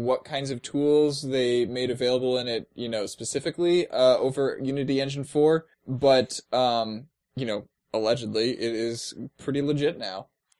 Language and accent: English; California, United States; I love to sing and dance. And I'm from California.